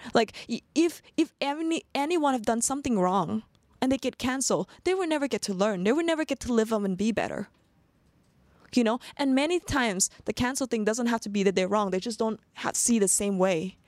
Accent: Sweden; also born or lived in Phuket, Thailand; now in Thailand; I grew up in Sweden

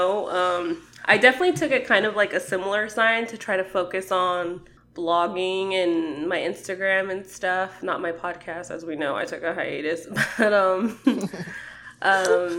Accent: Las Vegas, Nevada, United States; also born or lived in Ohio; I'm from Vegas

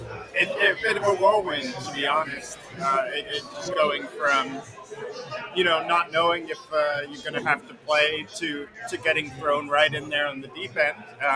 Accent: England, United Kingdom; also born or lived in Slough; I was born around London in a town called Slough, which is the world's most attractive name for a town. But then very quickly moved to basically the middle of nowhere country in England.

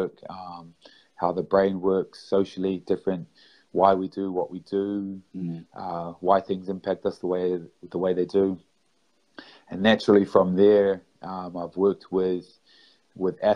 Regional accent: New Zealand; I'm from New Zealand

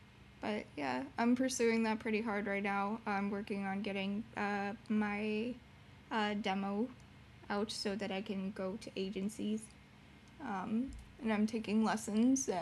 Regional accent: Orlando, Florida, United States; moved away; when I used to live in Florida, and I grew up in Orlando or around Orlando, Florida

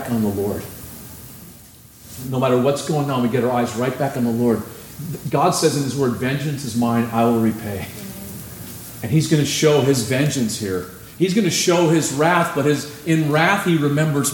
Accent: California, United States; I'm from California.

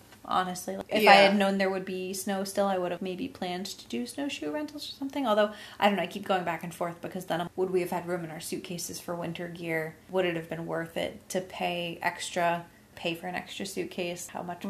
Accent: New England, United States; We grew up in New England.

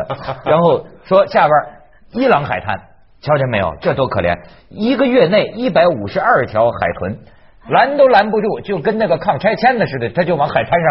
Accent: Shandong, China; moved away; 我们老家。山东啊

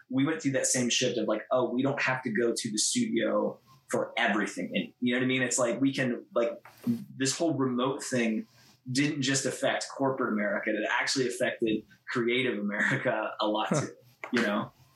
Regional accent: Columbus, Ohio, United States; we're from Columbus, Ohio, which is like Midwest

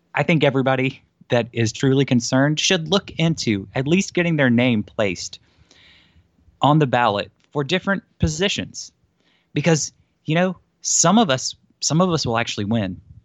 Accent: South Georgia, United States; from my hometown and the counties next to me

